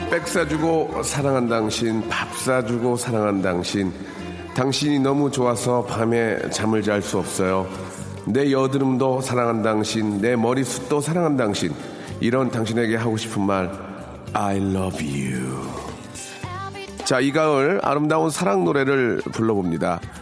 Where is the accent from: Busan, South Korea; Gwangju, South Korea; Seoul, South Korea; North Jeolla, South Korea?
North Jeolla, South Korea; Jeonju; 제 고향이거든요.